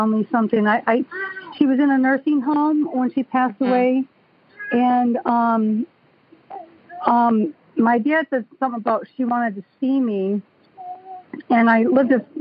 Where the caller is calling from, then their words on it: Auburn Hills, Michigan, United States; I'm calling from Auburn Hills, Michigan.